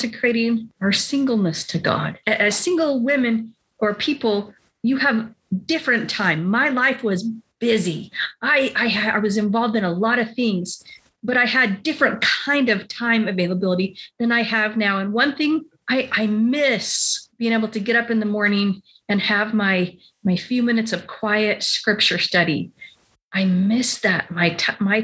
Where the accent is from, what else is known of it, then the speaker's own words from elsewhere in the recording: Utah, United States; I grew up in Utah.